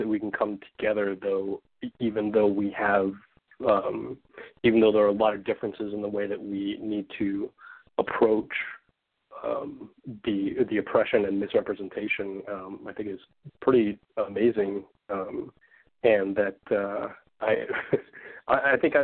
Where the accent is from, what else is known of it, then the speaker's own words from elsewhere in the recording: Hawaii, United States; moved away; When I grew up in Hawaii